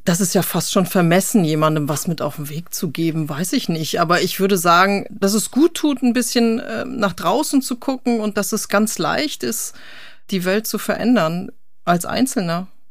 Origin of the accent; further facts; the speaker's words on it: North Rhine-Westphalia, Germany; moved away; Ich bin ja ursprünglich auch Westfale